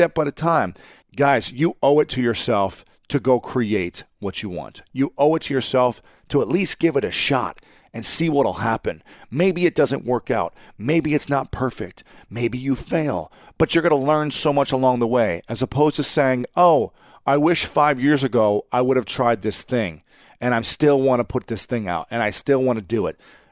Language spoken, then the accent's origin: English; Columbus, Ohio, United States; moved away; my hometown in Columbus, Ohio, which is a different city from where I'm living right now